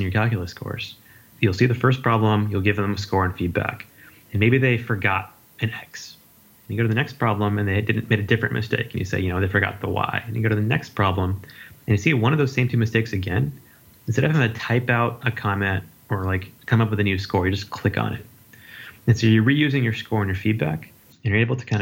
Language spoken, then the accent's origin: English; Las Vegas, Nevada, United States; moved away as an adult; also born or lived in Berkeley, California; I grew up in Las Vegas, and I came out to University of California, Berkeley for undergrad and my PhD as well